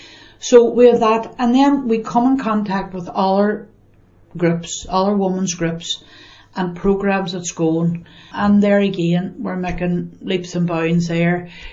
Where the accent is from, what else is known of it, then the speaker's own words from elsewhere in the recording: Northern Ireland, United Kingdom; I grew up in the Far Road, which would be now supposed classified as the bog.